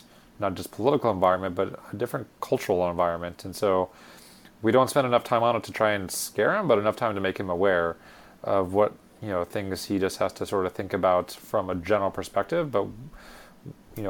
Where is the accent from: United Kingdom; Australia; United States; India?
United States; being born and raised here as an American citizen